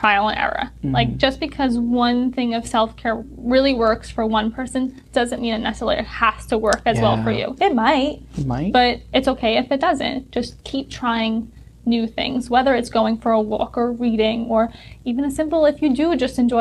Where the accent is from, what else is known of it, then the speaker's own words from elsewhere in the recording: New York City, New York, United States; growing up on Staten Island, I was always very close to the water.